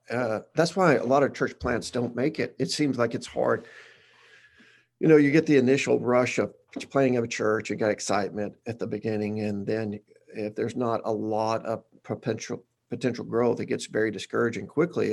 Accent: Batesville, Arkansas, United States; now in Conway, United States; I'm from Batesville, Arkansas, that's, uh, in the middle of nowhere

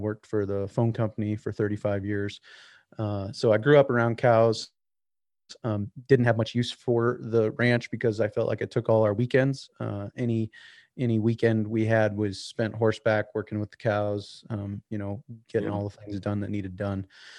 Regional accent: South Dakota, United States; So I grew up in Western South Dakota, and we here in South Dakota make a distinction between Western and South Dakota.

